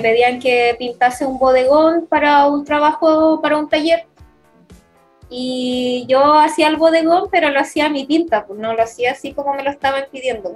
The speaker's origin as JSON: {"language": "Spanish", "town": "Concepción", "region": "Biobío", "country": "Chile", "tie": "born or raised there", "said": "nací en Concepción y mi infancia eh, fue criada en Lorenzo Arenas"}